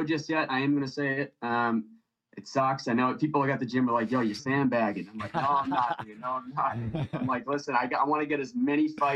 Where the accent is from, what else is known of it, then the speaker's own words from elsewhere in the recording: Drake, Massachusetts, United States; moved away as an adult; now in Cape Cod, United States; my hometown, Drake